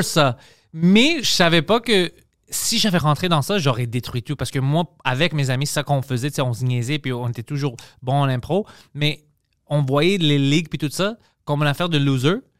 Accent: Montreal, Quebec, Canada; on a grandi, nous, sais, à Parkex, tout ça, avec mes amis

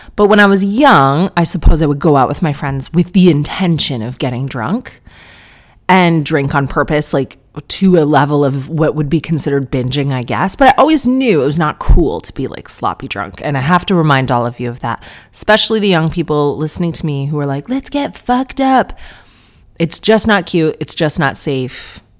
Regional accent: Canada; as a Canadian

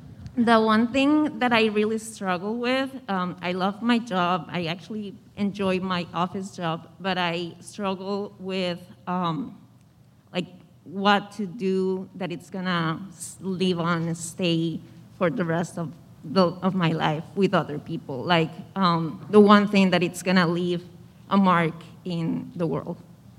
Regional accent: Costa Rica; moved away as an adult; now in Boston, United States; I'm from Costa Rica, and for me, it was actually pretty easy to let go of everything, move away. Me and my husband moved to Boston 3 years ago.

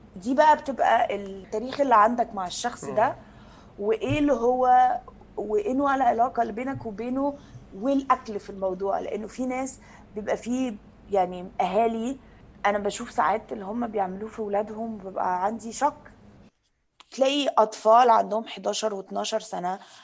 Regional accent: Egypt; انا كبرت يعني في مصر

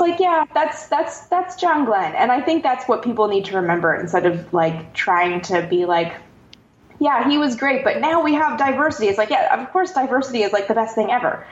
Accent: Canada; I'm from Canada

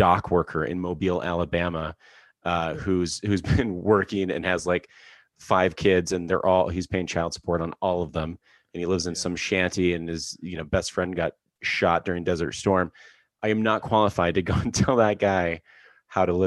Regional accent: Alberta, Canada; I grew up in Alberta in Canada

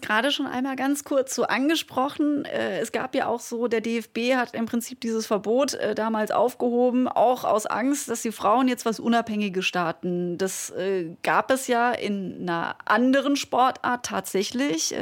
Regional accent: Black Forest, Baden-Württemberg, Germany; Ich komme äh, aus dem Schwarzwald, vom Land

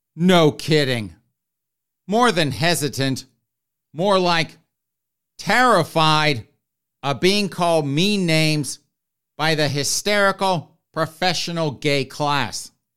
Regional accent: the South, United States; I grew up in the South

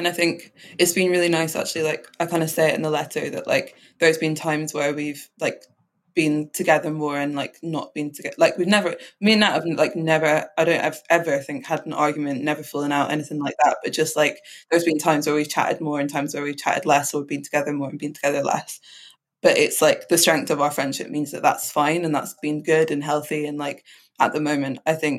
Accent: Scotland, United Kingdom; As two mixed-race girls growing up in Scotland, I'm glad that we found each other, and so glad that both of us now have been able to go back to our roots, you to Nigeria and me to Jamaica

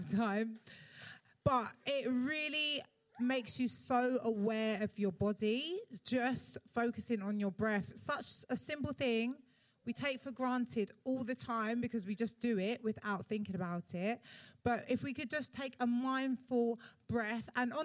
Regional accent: London, United Kingdom; as a Londoner

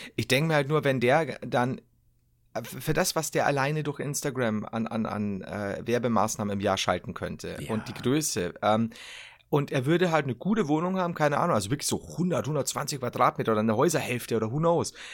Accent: Bavaria, Germany; ich als generell als Bayer

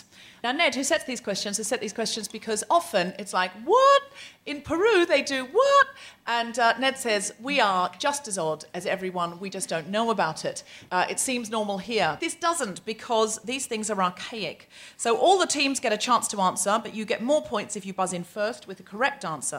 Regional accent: Australia; I am also an Australian

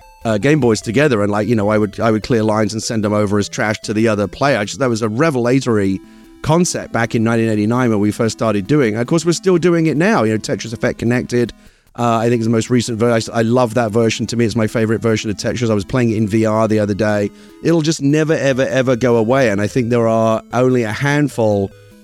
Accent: Hackney, London, United Kingdom; accent: Cockney; now in United States; I have a proper working class Cockney background. I was raised in Hackney, in East London. And yeah, I get very nostalgic for it sometimes. I haven't been back in years.

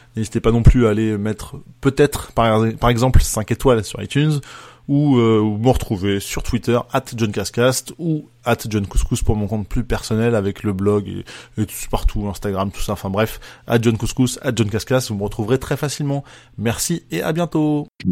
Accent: France; en tant que Français

